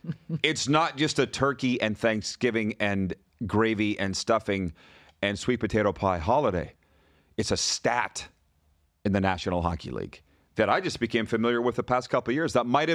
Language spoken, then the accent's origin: English; Canada; As a Canadian sports fan